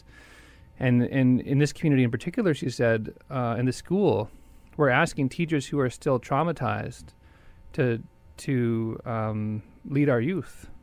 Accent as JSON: {"language": "English", "town": "Winnipeg", "region": "Manitoba", "country": "Canada", "tie": "born or raised there", "said": "I've lived most of my life in Winnipeg since I was about 3 years old"}